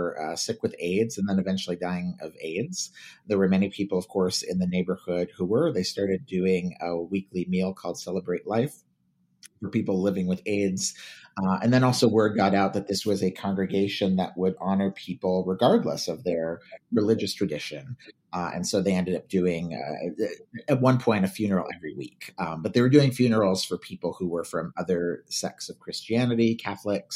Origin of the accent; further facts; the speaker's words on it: Oxnard, California, United States; I grew up in Oxnard, California